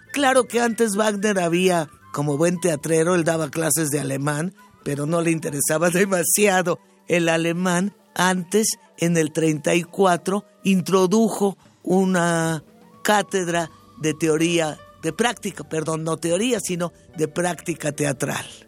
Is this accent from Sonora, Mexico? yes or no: no; Mexico City, Mexico; Yo me crié en Bellas Artes cuando tenía dos meses